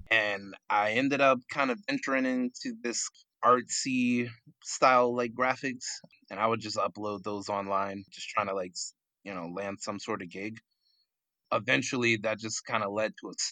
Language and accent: English; New York, United States; now in Florida, United States; Uh, so I hail from Jamaica, Queens, New York, the Big Apple, but I came down to Florida